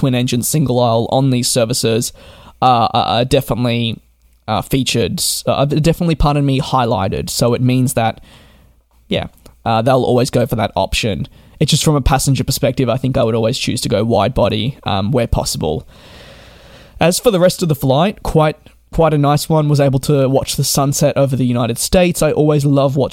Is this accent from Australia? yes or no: yes; Australia; being an Australian myself, growing up